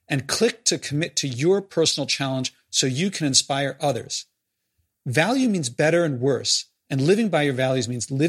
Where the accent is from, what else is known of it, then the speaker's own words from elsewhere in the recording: United States; as an American